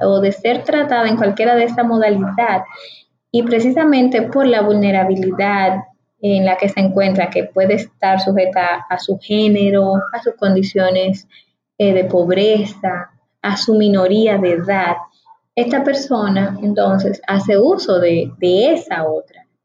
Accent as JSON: {"language": "Spanish", "country": "Dominican Republic", "said": "mi país, para el Estado Dominicano"}